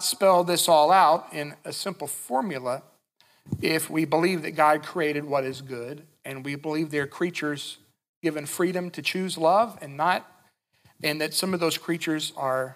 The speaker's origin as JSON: {"language": "English", "town": "Winchester", "region": "Kentucky", "country": "United States", "tie": "born or raised there", "said": "when I was a little kid growing up in Winchester, Kentucky"}